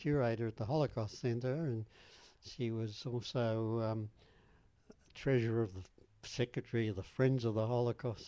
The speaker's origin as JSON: {"language": "English", "country": "Australia", "said": "I'm from Australia"}